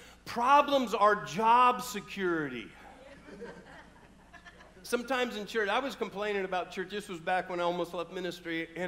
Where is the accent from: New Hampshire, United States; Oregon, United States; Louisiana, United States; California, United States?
California, United States; also born or lived in Bellingham; I was born here in Bellingham, never really lived here. Ended up in California, lived all over the Oakland, Concord, West Pittsburgh, San Francisco, all that area.